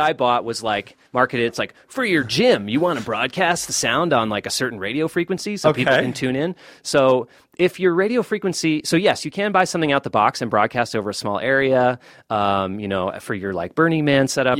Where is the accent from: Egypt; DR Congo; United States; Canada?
United States; Boston, Massachusetts; moved away; I grew up listening to like WMBR, Cambridge, and I grew up in Boston.